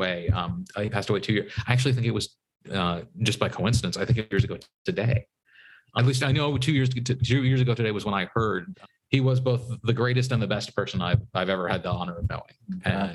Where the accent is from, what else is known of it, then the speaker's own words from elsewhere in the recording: United States; I grew up outside Washington, D.C.